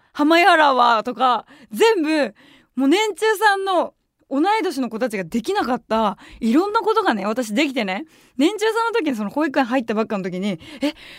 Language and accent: Japanese; Tokyo, Japan; 私も結構まあ下町出身っていうのもあって